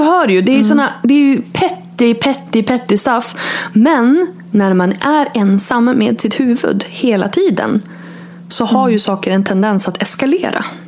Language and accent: Swedish; Örnsköldsvik, Västernorrland County, Sweden; moved away as an adult; also born or lived in Borås / Stockholm / New York; now in Örnsköldsvik, Sweden; bott borta från min hemstad då, Örnsköldsvik, i 17 år